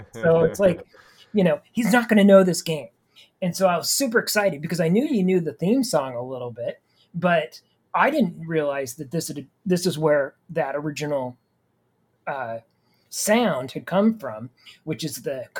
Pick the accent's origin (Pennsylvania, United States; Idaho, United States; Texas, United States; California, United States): Idaho, United States; I grew up in Idaho